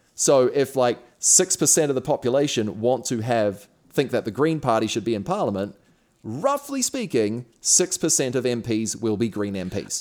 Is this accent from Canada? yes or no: no; Auckland, New Zealand; I grew up in Auckland, which is a city of 1.5 million people.